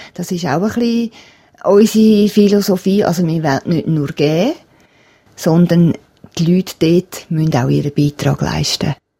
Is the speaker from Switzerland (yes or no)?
yes; Lenzerheide, Graubünden, Switzerland; die Schweiz, also Lenzerheide, ist wirklich meine Heimat